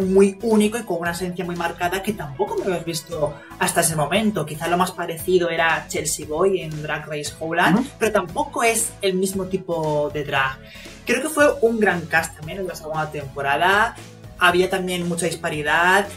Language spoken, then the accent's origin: Spanish; Canary Islands, Spain